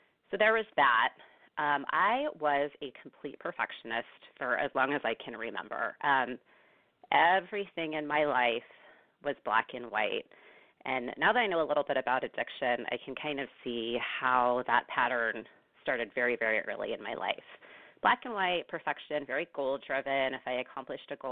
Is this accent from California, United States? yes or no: yes; Bay Area, California, United States; now in Northern California, United States; I'm originally from the Bay Area, actually. I grew up there, born and raised there